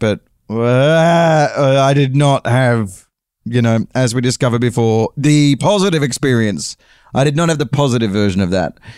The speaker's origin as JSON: {"language": "English", "region": "London", "country": "United Kingdom", "accent": "English", "said": "I'm uh, visiting from London"}